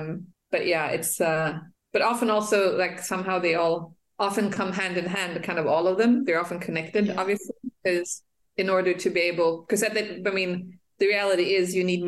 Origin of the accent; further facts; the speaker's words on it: Central African Republic; my passport is Swedish, it's gender as I say, but I was born and raised in Africa, in the Central African Republic.